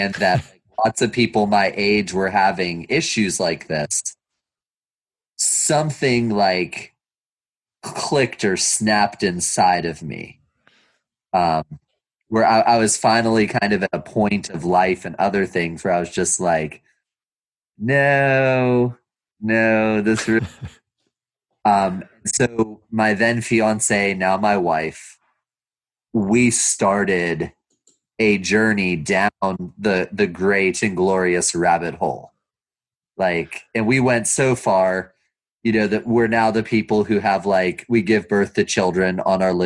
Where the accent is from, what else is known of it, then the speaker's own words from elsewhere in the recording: Youngstown, Ohio, United States; I grew up on the Lower West Side of Youngstown, Ohio.